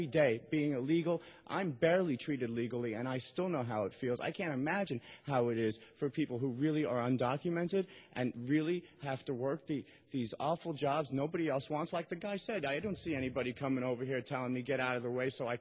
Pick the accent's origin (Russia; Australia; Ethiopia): Russia; Moscow; English is a second language; now in San Francisco, United States; I was born in Moscow, Russia